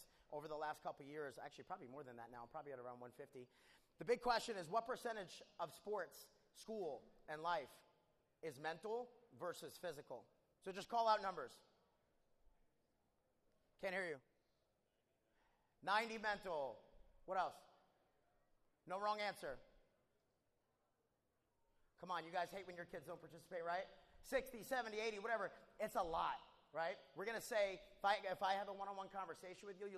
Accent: New York, United States; now in Houston, United States; I grew up in New York.

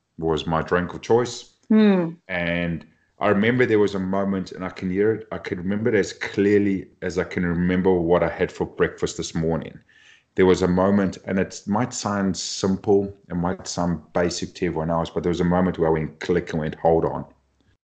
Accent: Cape Town, Western Cape, South Africa; moved away; I grew up back in Cape Town, South Africa, doing my studies

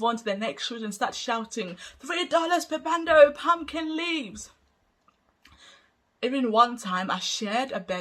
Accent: Zimbabwe; also born or lived in Hungary; now in United Kingdom; I come from Zimbabwe and I grew up in poverty-stricken

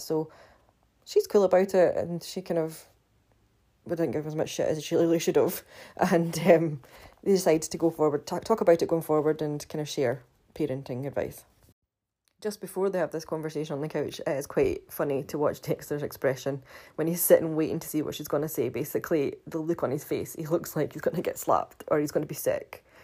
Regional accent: Scotland, United Kingdom; I do have, still have my funny accent, funnily enough, 'cause I'm from Scotland

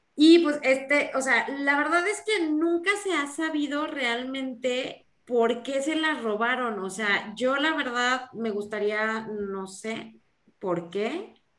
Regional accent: Mexico; cómo somos los mexicanos

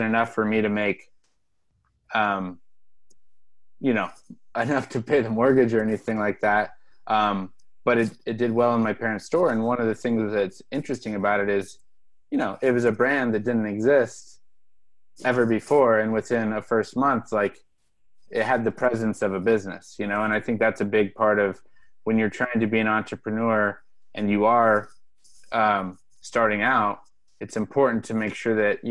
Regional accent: Pacific Northwest, United States; moved away; I'm from the Pacific Northwest originally

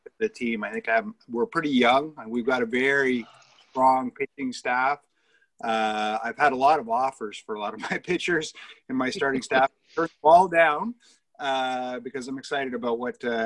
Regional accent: Ottawa, Ontario, Canada; I am born and raised in Ottawa, so Canadian boy

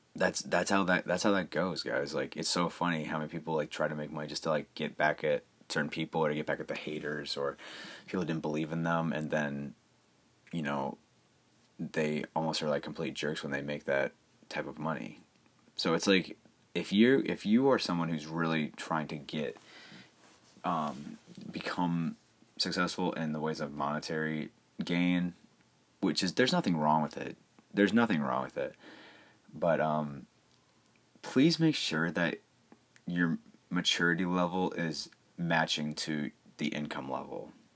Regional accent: Cleveland, Ohio, United States; I'm from Cleveland

